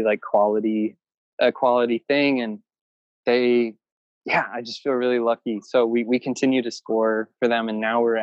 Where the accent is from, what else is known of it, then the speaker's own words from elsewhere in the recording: Wisconsin, United States; moved away as an adult; now in Los Angeles, United States; I was like from Wisconsin and my band was from Wisconsin